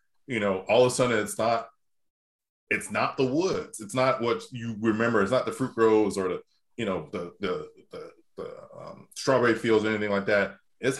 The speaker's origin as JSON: {"language": "English", "town": "Dundee", "country": "United States", "tie": "born or raised there", "said": "I had to look up numbers in my hometown of what prices for land and houses were going for."}